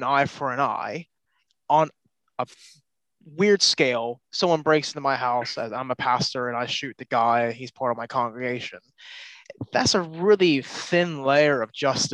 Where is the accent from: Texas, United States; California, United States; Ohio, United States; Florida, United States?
Ohio, United States; Cincinnati; I grew up in Cincinnati in evangelical context